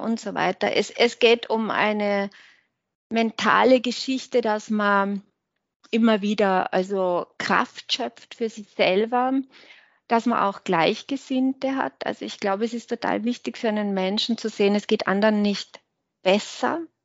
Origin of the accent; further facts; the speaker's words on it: Hinterthiersee, Tyrol, Austria; Heimat ist schon hinter Tirse, würde ich schon sagen, ja. Heimat ist